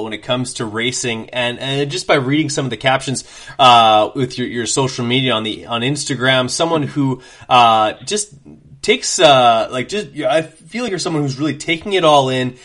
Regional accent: Canada; myself as a Canadian

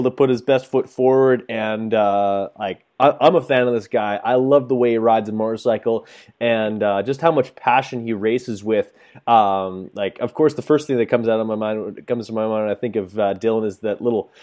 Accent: Canada; as a Canadian

